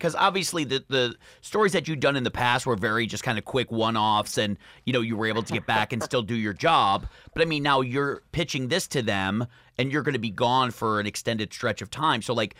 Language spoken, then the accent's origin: English; Michigan, United States; Muskegon, Michigan, which is, you know, I'm from Michigan.